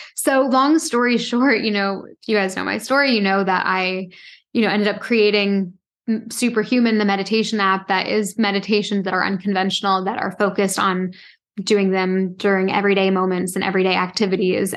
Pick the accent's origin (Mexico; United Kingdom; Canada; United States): Canada; Toronto, Ontario; also born or lived in Halifax; I grew up in Toronto